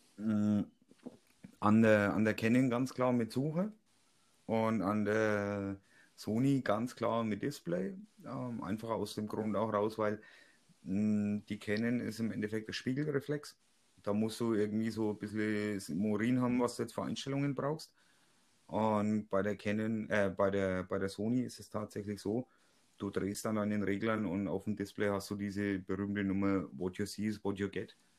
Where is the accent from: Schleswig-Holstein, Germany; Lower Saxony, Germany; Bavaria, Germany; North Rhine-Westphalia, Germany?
Bavaria, Germany; Franconia; bei uns in Franken